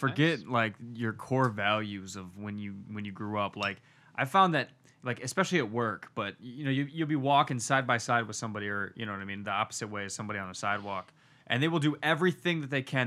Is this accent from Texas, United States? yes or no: no; Livonia, Michigan, United States; I'm from Livonia.